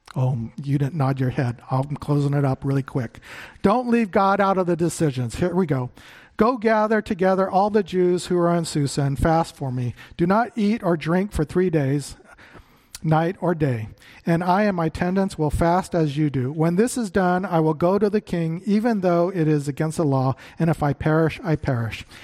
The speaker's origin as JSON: {"language": "English", "town": "Phoenix", "region": "Arizona", "country": "United States", "tie": "born or raised there", "moved": "yes", "said": "I grew up in Phoenix"}